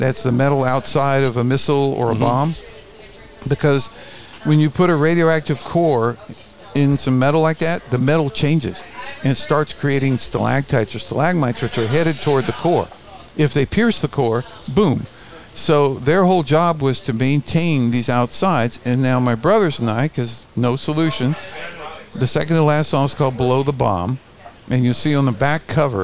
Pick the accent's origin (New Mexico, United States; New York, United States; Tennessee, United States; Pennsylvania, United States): New Mexico, United States; Albuquerque; where we grew up in Albuquerque as kids